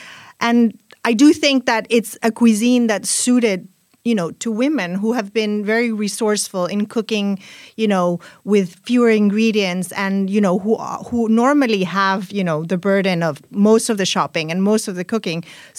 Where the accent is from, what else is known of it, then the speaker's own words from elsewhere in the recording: Spain; first language Spanish; English is a second language; because my first language is Spanish, I associate veganism and vegetarianism with females. And you know, in Spain, words, some words are masculine and some words are feminine.